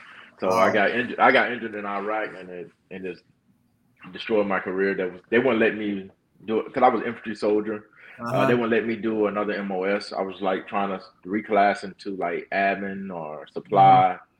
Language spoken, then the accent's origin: English; Fayetteville, North Carolina, United States; now in Texas, United States; Fayetteville, North Carolina. I'm from